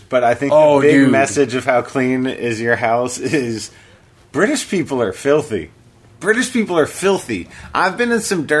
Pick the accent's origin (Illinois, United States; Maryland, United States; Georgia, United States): Maryland, United States; Bethesda; now in Los Angeles, United States; I'm from Maryland. I grew up in fabulous Bethesda